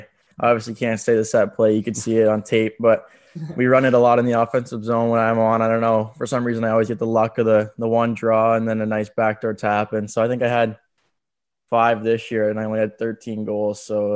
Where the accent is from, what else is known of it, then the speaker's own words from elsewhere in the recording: Sudbury, Ontario, Canada; And it was against my hometown team in the home opener in Sudbury.